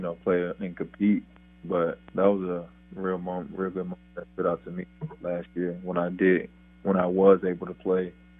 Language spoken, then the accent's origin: English; Miami-Dade County, Florida, United States; I was born in Miami-Dade County